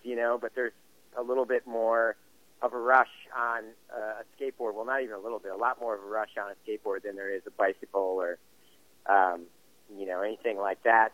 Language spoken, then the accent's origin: English; New Jersey, United States; now in West Coast, United States; I'm pretty proud of my hometown. It's, it's uh, definitely a good place for kids to grow up